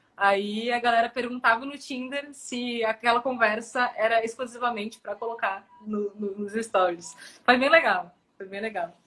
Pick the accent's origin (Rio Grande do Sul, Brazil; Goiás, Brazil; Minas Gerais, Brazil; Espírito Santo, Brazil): Rio Grande do Sul, Brazil; Porto Alegre; also born or lived in São Paulo; eu sou de Porto Alegre, morei até os 20 anos aqui. Aí, com 20 anos, eu fui morar em São Paulo, morei três anos em São Paulo e voltei